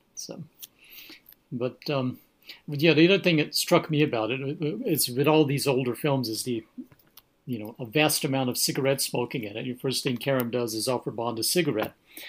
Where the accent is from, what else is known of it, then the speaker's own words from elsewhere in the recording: United States; I know when I've traveled to Europe, you know, as an American, what we think is a strong coffee would be just coffee to the Europeans